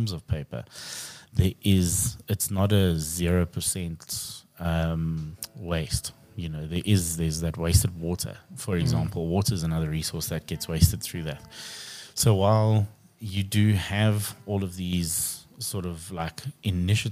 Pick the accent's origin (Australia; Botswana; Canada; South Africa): South Africa; Krugersdorp, Gauteng; Krugersdorp, my hometown